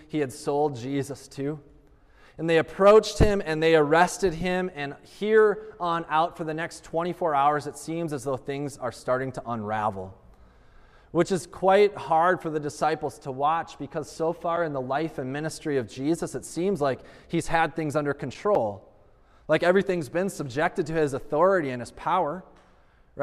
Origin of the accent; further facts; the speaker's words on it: United States; as an American living in 21st century